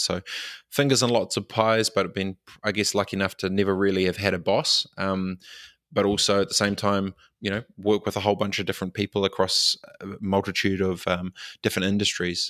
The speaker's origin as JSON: {"language": "English", "town": "Christchurch", "region": "Canterbury", "country": "New Zealand", "tie": "born or raised there", "also_born_or_lived": "Dargaville / Fiji", "moved": "yes", "said": "moved back to, um, Christchurch and grew up in Aranui"}